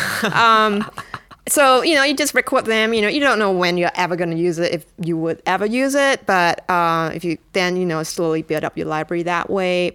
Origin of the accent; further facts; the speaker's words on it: Singapore; I'm from Singapore